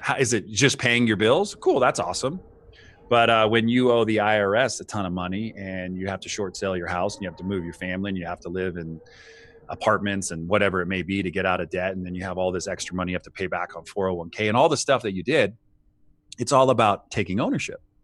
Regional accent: United States; for us in the States

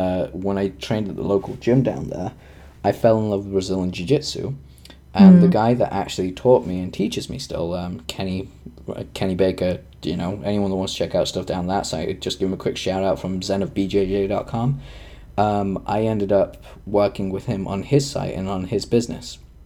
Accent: Tanzania; English is a second language; I'm from Tanzania

